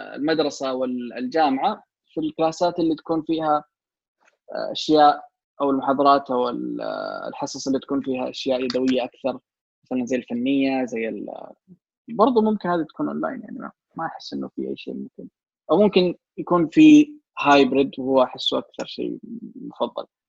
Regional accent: Saudi Arabia; في عندنا جامعه الكترونيه سعوديه

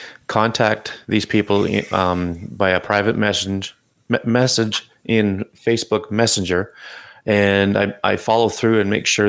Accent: Canada; I'm Canadian

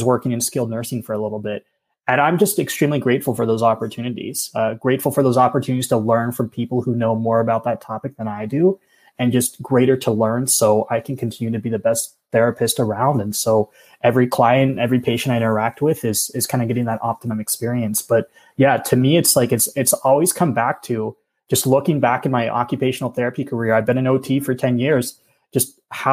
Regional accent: Pennsylvania, United States; moved away as an adult; also born or lived in Oahu, Hawaii; I'm from Pennsylvania originally

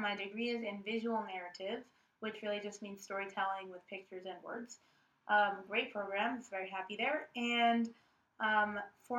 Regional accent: New York City, New York, United States; I am from the Upper West Side originally. I grew up there

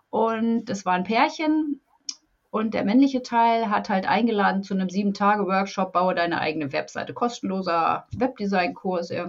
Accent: Lower Saxony, Germany; Also, ja, ich bin aus der Nähe von Hannover. Ich wohne in so einem 6000 Einwohner Dörfchen seit mein

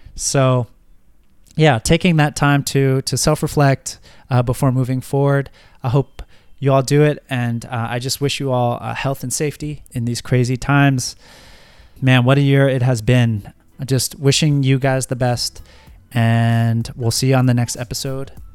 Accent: United States; moved away; living abroad as an American

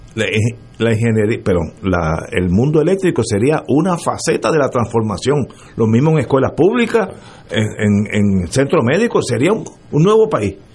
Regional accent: Puerto Rico; yo soy puertorriqueño

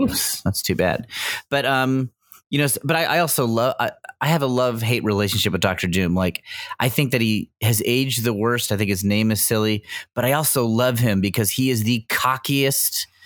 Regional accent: United States; I'm an American

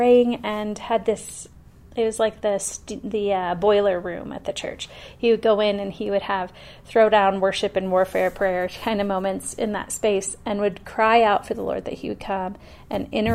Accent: Fort Wayne, Indiana, United States; moved away as an adult; now in Colorado, United States; I was born and raised in Fort Wayne, Indiana.

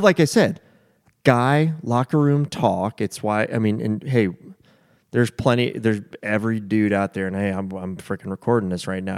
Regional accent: United States; being an American

